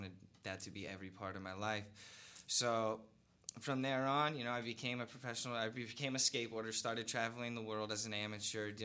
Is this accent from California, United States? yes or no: yes; Long Beach, California, United States; I'm from Long Beach